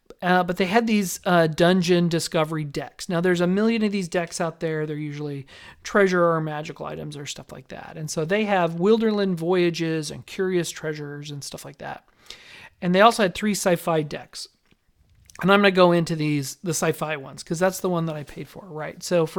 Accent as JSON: {"language": "English", "town": "Las Vegas", "region": "Nevada", "country": "United States", "tie": "born or raised there", "said": "See, I grew up in Las Vegas where everybody's trying to front themselves, right?"}